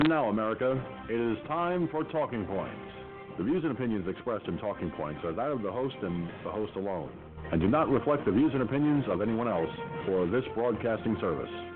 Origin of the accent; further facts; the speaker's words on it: United States; I'm an American citizen. I was born, raised, and crazed in this country